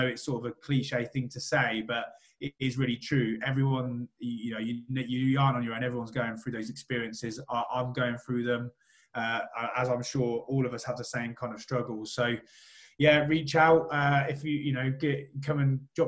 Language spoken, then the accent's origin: English; Rushden, East Midlands, United Kingdom; I'm from Rushden